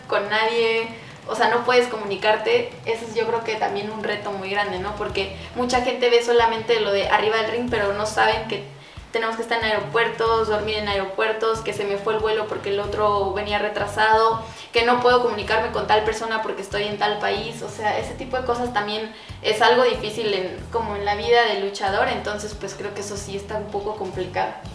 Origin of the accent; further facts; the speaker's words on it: Mexico; nosotros como luchadores mexicanos que estamos de extranjeros aquí en Estados Unidos